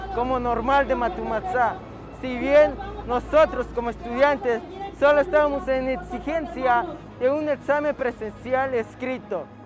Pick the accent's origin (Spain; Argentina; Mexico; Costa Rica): Mexico; como pueblo mexicano